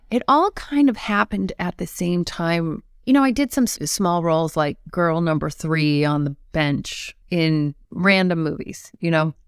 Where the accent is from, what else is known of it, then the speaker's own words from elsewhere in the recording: Longmeadow, Massachusetts, United States; I grew up in Long Meadow, Massachusetts